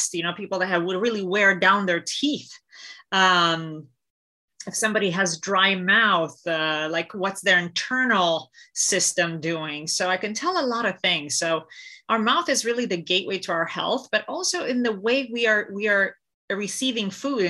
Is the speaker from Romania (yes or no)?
yes; Romania; moved away; I grew up in Romania